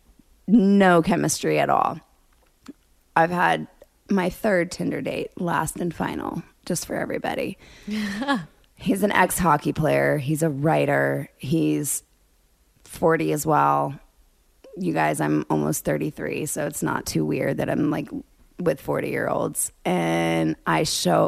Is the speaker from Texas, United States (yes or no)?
yes; Dallas, Texas, United States; I'm from Dallas.